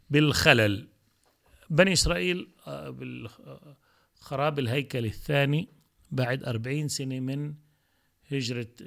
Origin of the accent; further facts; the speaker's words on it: Palestine; أنا {S0} مسلم أه عربي فأنا فلسطيني آه، جزء لا يتجزأ من هذا الشعب هذا شعبي وهذه لغتي وأحمد الله سبحانه وتعالى أني ولدت, ولدت في بيت عربي فلسطيني